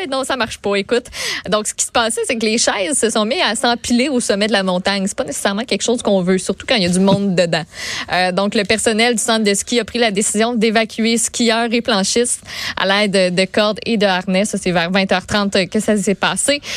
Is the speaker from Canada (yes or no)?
yes; Quebec, Canada; on est des Québécois